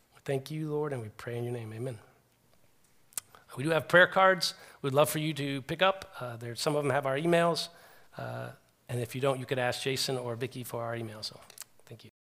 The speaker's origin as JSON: {"language": "English", "country": "United States", "said": "I'm an American"}